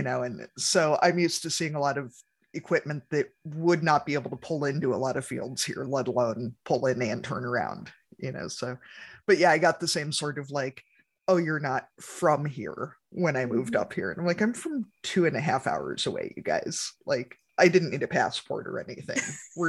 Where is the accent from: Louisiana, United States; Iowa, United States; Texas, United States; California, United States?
Iowa, United States; Central; I grew up in Central Iowa, where, I mean, there are a fair number of 30,000 acre farms now, and moved up to Northeast Iowa, where our farm is 300 acres.